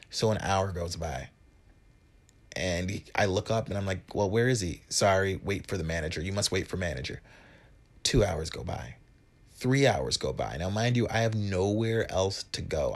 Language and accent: English; Wisconsin, United States; moved away as an adult; now in New York City, United States; I'm from Wi-, Wisconsin